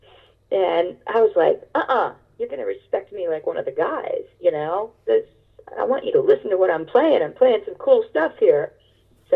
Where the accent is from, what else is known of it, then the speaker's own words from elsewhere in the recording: Florida, United States; moved away as an adult; also born or lived in Boston / Los Angeles; I was from Florida